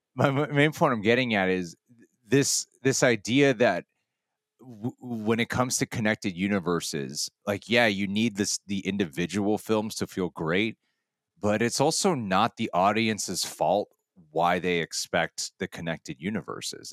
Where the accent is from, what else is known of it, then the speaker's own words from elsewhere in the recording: United States; being an American